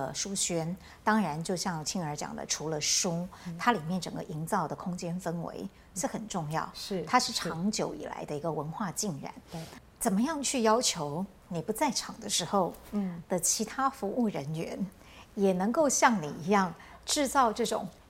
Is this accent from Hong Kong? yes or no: no; Yongjing, Changhua County, Taiwan; 对哦，是我的家乡，对，